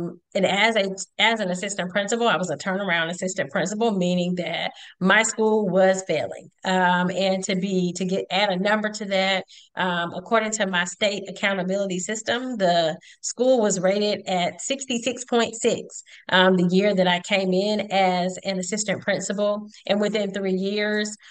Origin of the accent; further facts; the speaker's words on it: Conyers, Georgia, United States; When I grew up in Conyers, Georgia, during the 80s